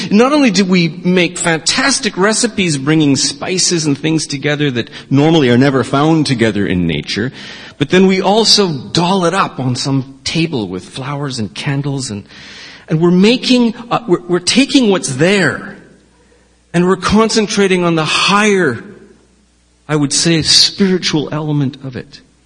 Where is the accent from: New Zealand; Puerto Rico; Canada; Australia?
Canada; Victoria, British Columbia; I was born in the Jubilee Hospital